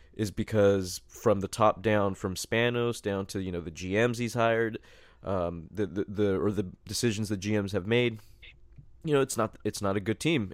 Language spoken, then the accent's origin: English; San Diego, California, United States; we're all from San Diego